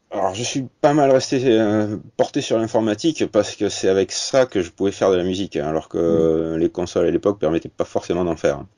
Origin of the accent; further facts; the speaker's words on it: Bordeaux, Nouvelle-Aquitaine, France; accent: Bordelais; bordelaise, parce que vous avez peut-être entendu mon accent